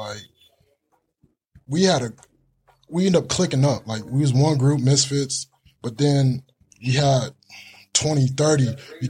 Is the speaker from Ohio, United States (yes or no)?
no; Gilbert, Arizona, United States; I grew up in Gilbert